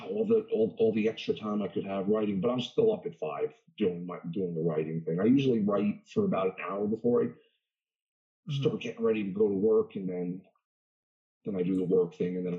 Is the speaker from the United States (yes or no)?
yes; New York City, New York, United States; now in upstate New York, United States; I'm originally from Brooklyn.